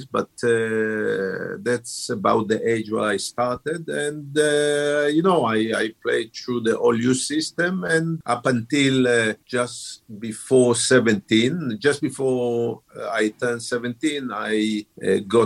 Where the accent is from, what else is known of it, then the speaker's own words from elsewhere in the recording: Haifa, Haifa District, Israel; I was born in Haifa, in Israel. It's on the north of Israel, which is the coast town, say 60 miles up the coast from Tel Aviv, you know. So it's the third biggest town in Israel, if I'm not wrong. I started playing really at the age of 6, 7, playing in my neighborhood, in school